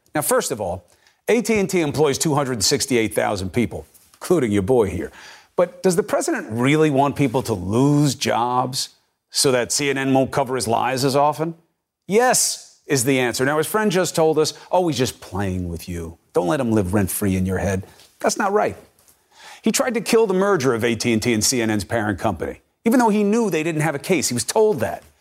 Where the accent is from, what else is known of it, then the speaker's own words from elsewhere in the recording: United States; I'm an American